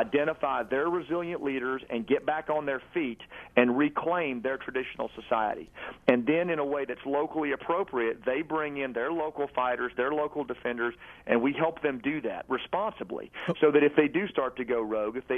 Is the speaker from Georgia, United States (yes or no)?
no; Arkansas, United States; who I grew up with in Arkansas